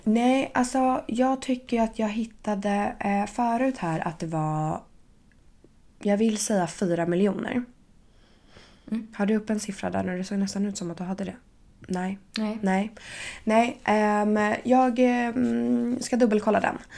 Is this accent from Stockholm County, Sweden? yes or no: yes; Stockholm, Stockholm County, Sweden; now in Paris, France; hemma i Stockholm